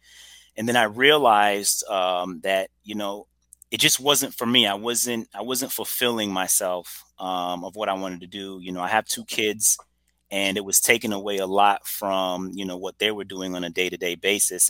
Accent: Trinidad & Tobago; also born or lived in Brooklyn, New York / Woodstock, Georgia; now in Atlanta, United States; I'm originally from Trinidad and Tobago. Was born in Brooklyn, New York, believe it or not. But I know nothing of Brooklyn. My mom was actually, vacationing. I grew up in Trinidad for the majority of my adolescence

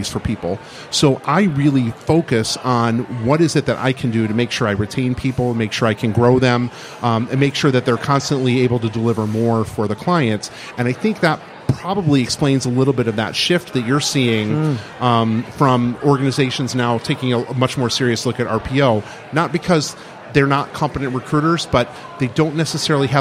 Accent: Midwest, United States; now in Boston, United States; So I grew up in the middle of the country

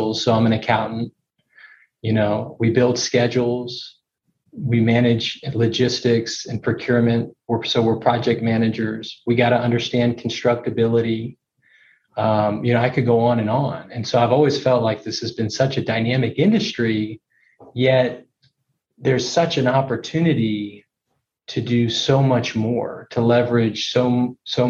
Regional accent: Houston, Texas, United States; also born or lived in Dallas, Texas; I grew up in Houston, Texas

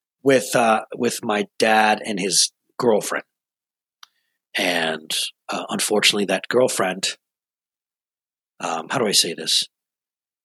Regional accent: Rochester, New York, United States; I was born and raised in Rochester, New York, long, long, long time ago.

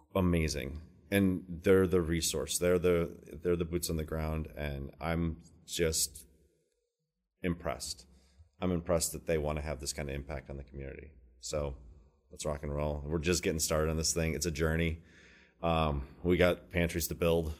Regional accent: Minnesota, United States; now in Baltimore, United States; I'm from Minnesota

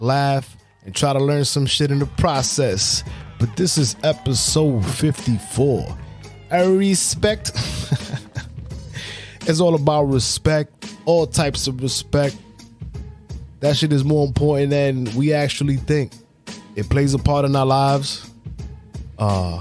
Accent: New York City, New York, United States; I'm from Brooklyn

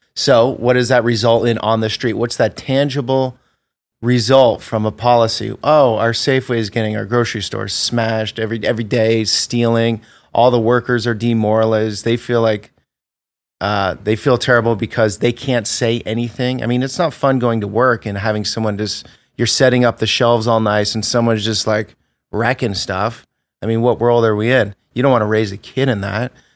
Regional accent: Vermont, United States; moved away; I grew up in Vermont

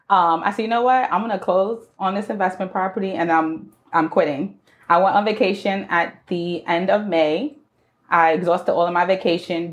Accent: New York City, New York, United States; I was born and raised in the Bronx

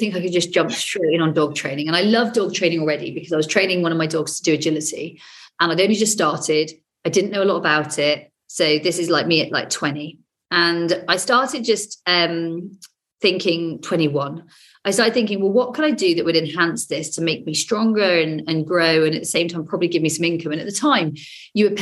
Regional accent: Devon, South West England, United Kingdom; born or raised there

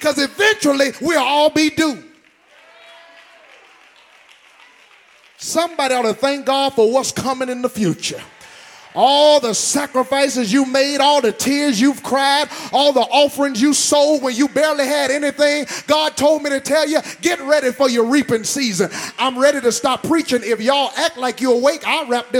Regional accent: Decatur, Georgia, United States; also born or lived in Lithonia, Georgia; I'm from Decatur, where it's greater, and Lithonia, where they own you

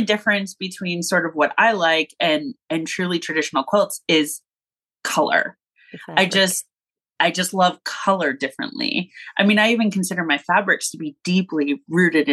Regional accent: Los Angeles, California, United States; moved away as an adult; now in Kansas City area, United States; I was born and raised in Southern California in Los Angeles

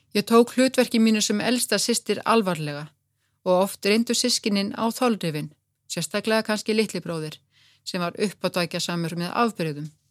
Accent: Kópavogur, Capital Region, Iceland; Við sýstur ölumst upp í Kópavogi

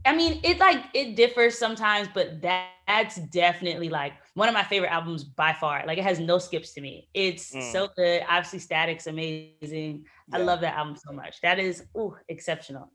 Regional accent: New Jersey, United States; born or raised there; moved away as an adult; also born or lived in Maryland; now in New York, United States

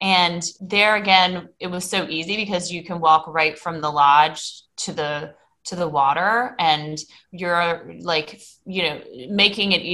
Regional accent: Myrtle Beach, South Carolina, United States; I grew up in Myrtle Beach, South Carolina, where we have a lot of mini golf courses

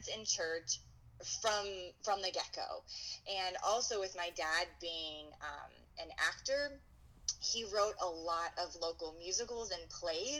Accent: Pennsylvania, United States; moved away as an adult; also born or lived in Erie, Pennsylvania / Sarasota, Florida; now in Madison, United States; I grew up in Pennsylvania

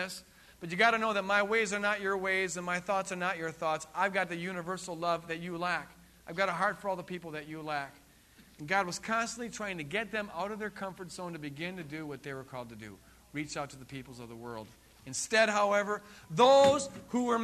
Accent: East Coast, United States; I'm from the East Coast

